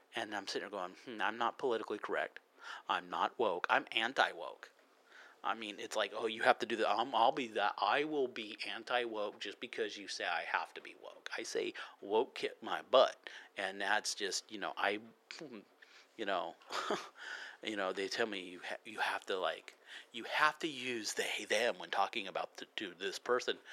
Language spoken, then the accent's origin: English; United States; I'm American